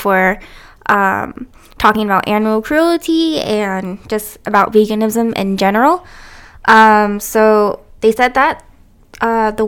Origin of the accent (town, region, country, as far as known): Canada; also born or lived in United States